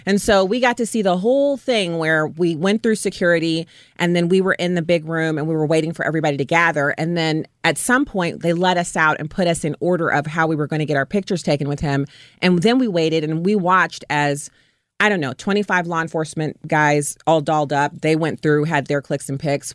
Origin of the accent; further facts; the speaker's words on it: United States; as an American and as a veteran